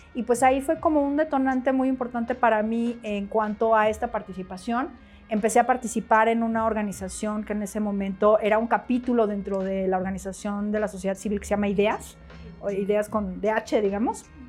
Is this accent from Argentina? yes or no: no; Mexico; moved away as an adult; also born or lived in Germany; respecto a mi pertenencia étnico-racial en mi país, yo no he vivido discriminación. Eh, sin embargo, sí la viví, eh, yo viví fuera de México 10 años en Europa